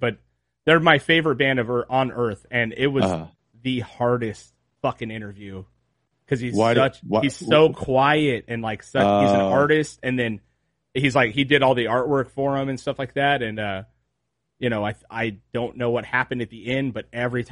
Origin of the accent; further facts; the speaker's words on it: Trona, California, United States; also born or lived in Rosamond, California / Ventura, California; I grew up in the desert, right? I was born way out in like past Lancaster. In Trona, it's Ridgecrest.